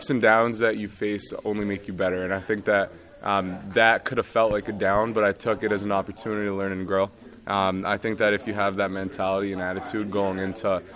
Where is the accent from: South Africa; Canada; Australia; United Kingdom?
Canada; Montreal, Quebec; moved away; I was a little kid growing up in Montreal